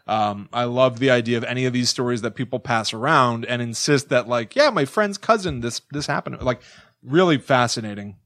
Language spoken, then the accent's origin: English; Connecticut, United States; born or raised there; moved away